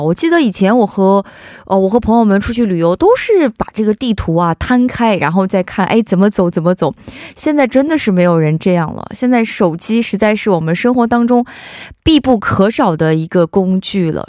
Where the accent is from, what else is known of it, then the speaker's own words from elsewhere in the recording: China; 我们作为中国人还是要不能忘本儿嘛